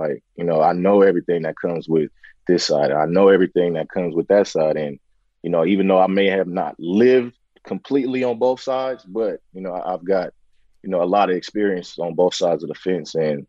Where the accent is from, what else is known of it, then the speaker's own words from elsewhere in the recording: San Francisco, California, United States; born and raised in Bayview Hunters Point, in the heart of, you know, the Bayview District in San Francisco, the shipyards, and a lot of activity that happens in most our urban communities. And then my dad was able to get us to the suburbs when I was about 9 or 10.